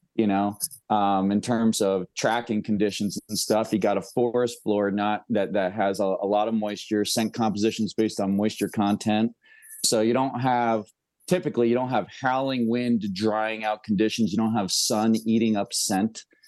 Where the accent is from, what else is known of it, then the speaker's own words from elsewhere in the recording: near Woodstock, New York, United States; moved away; I pretty much lived, uh, within ten miles my whole life of the infamous Woodstock, New